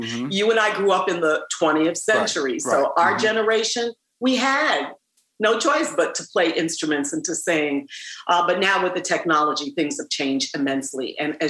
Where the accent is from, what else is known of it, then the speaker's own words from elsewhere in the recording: New York City, New York, United States; I remember when I was growing up in Manhattan, in Harlem and Washington Heights, we had to take band.